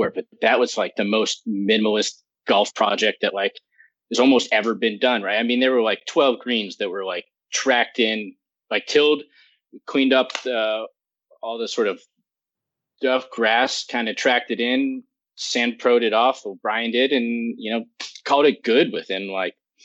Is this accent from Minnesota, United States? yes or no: no; New York City, New York, United States; I grew up in New York City